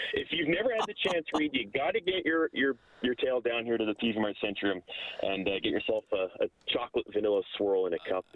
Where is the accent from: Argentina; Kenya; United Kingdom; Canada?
Canada; Lacombe, Alberta; also born or lived in Calgary; in Lacombe, which is essentially my hometown